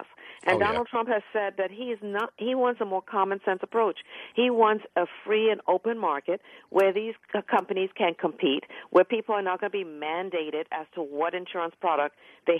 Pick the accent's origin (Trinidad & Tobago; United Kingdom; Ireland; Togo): Trinidad & Tobago; now in United States; I'm an immigrant. My parents came to this country. I was born in Trinidad, West Indies, and my parents migrated to this country for the opportunities it offered